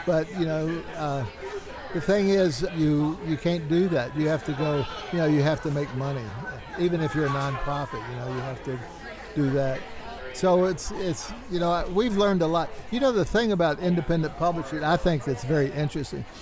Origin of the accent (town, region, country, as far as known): the South, United States; born or raised there; also born or lived in Albuquerque; now in El Paso, United States